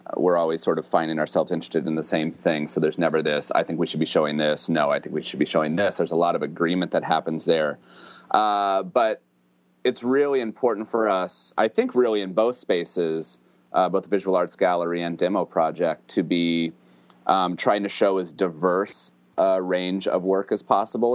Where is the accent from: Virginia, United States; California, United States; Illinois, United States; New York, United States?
Illinois, United States; central; lived in central Illinois uh, pretty much my whole life